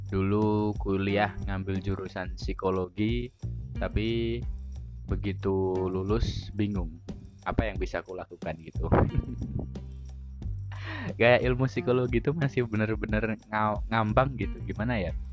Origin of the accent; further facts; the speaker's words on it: Surakarta, Central Java, Indonesia; aku lahir dan besar di Solo Surakarta di Jawa Tengah sehari-hari menggunakan bahasa Jawa kalau ngobrol.